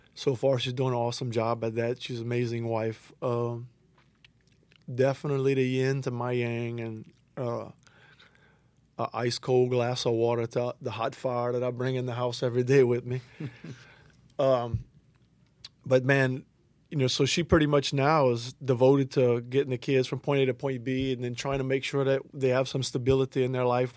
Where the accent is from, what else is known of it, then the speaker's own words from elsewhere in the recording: Larose, Louisiana, United States; I am from LaRose